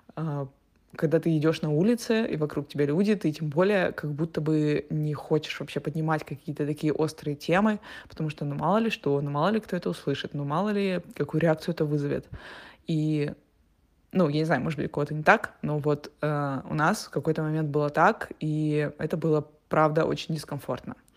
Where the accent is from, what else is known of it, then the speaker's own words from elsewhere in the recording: Russia; moved away as an adult; also born or lived in Turkey / Montenegro; now in Portugal; мы из России